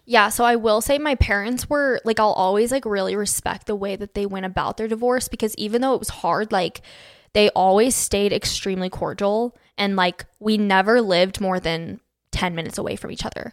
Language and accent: English; Phoenix, Arizona, United States; moved away as an adult; now in Utah, United States; I was born and raised in Phoenix, Arizona, lived there from till I was eighteen